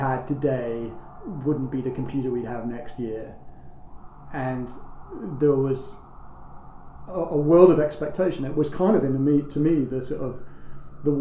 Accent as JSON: {"language": "English", "region": "London", "country": "United Kingdom", "tie": "born or raised there", "said": "as a teenager growing up in London"}